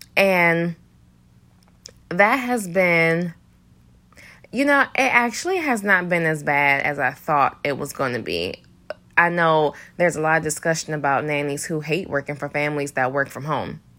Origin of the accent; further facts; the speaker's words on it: Detroit, Michigan, United States; moved away; I'm from Detroit